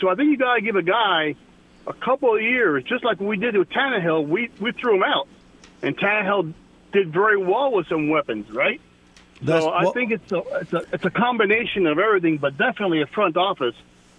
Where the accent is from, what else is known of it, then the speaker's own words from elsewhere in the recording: Miami, Florida, United States; I'm from Miami. We have Tua.